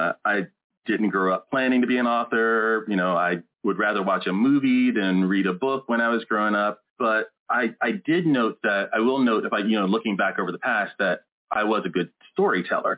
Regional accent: Maryland, United States; moved away as an adult; also born or lived in North Carolina / Jacksonville, Florida / St. Augustine, Florida; now in Des Moines, United States; I grew up in Maryland

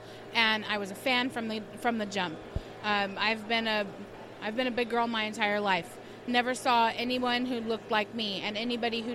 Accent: Stockton, California, United States; I'm from Stockton

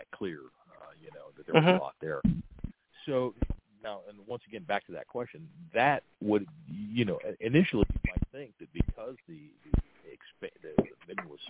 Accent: Steubenville, Ohio, United States; I'm from the Steubenville area

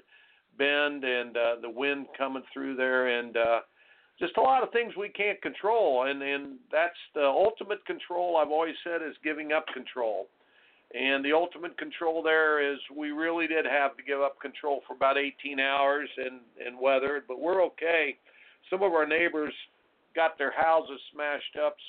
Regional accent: Indiana, United States; moved away; I grew up in Indiana

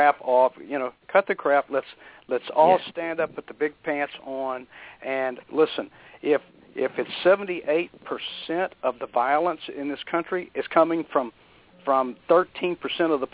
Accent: Texas, United States; moved away as an adult; now in Florida, United States; I came from Texas, raised in Texas.

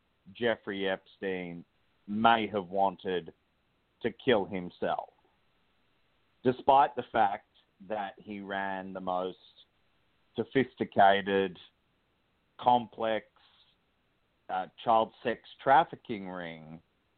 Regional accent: Australia; moved away as an adult; now in United States; I was born in Australia and moved to the United States

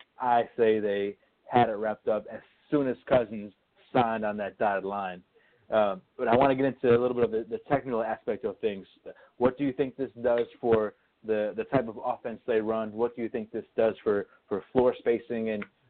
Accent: United States; I am half of the Italian heritage, and Italy was not there. I am half of the Cuban heritage, and they were not there. And I am American

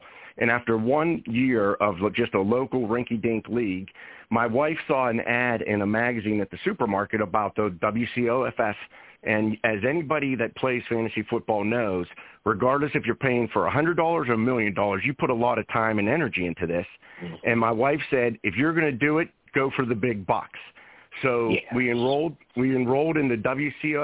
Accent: Pittsburgh, Pennsylvania, United States; We're both from Pittsburgh

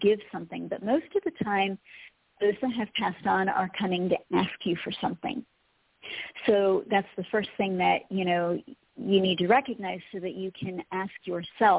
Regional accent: Colorado, United States; Colorado, my hometown. My home heart is in Colorado.

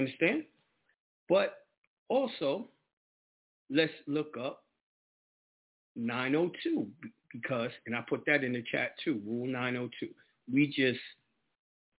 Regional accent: New York, United States; moved away; I'm definitely coming back to New York and the whole nine, my home state

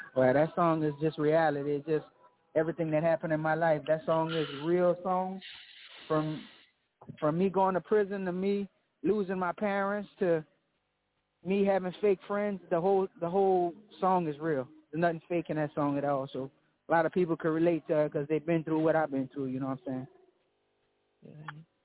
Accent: Lafayette, Louisiana, United States; I'm from Louisiana, Lafayette

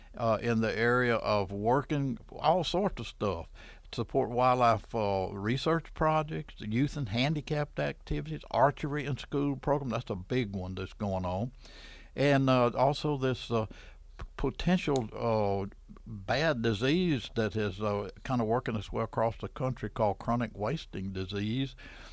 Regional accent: North Louisiana, United States; I grew up in North Louisiana, and to me, it was bait back then.

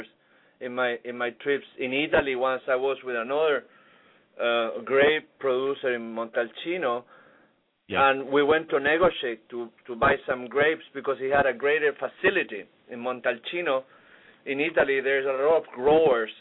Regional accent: Viña del Mar, Valparaíso, Chile; now in Key Biscayne, United States; Viña del Mar, where I grew up

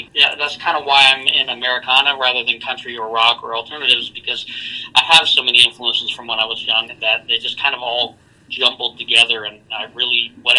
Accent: Houston, Texas, United States; also born or lived in Florida / Iowa; I'm from Houston, so we were in transition. I was born in Florida. We moved up to Iowa and then went down to Texas.

